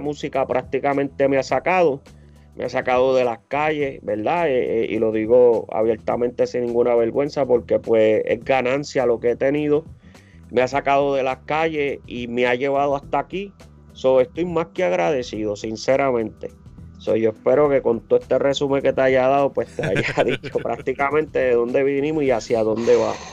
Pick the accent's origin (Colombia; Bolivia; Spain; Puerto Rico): Puerto Rico; Humacao; now in United States; Soy de Macao